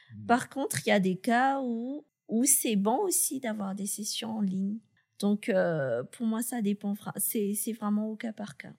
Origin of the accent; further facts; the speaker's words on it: Madagascar; je suis malgache, j'ai été recrutée à Madagascar